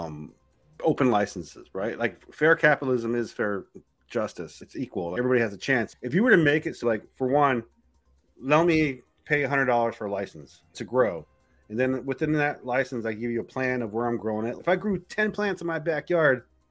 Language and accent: English; California, United States; moved away; growing up in California